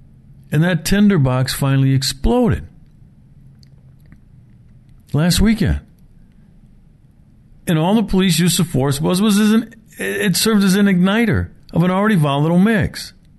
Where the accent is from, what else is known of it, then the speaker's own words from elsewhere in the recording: Milwaukee, Wisconsin, United States; Milwaukee's my hometown. I grew up here.